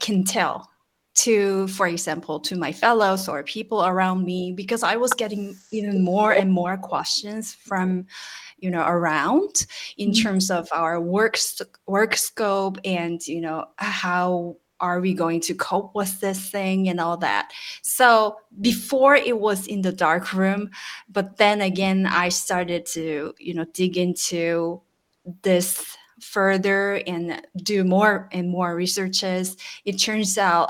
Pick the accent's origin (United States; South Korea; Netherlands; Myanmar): South Korea; from South Korea, and I am a translator of long service years